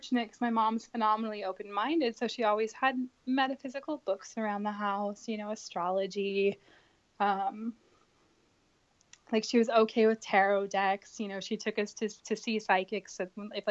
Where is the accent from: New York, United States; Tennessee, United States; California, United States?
California, United States; Sacramento; I grew up in Sacramento, California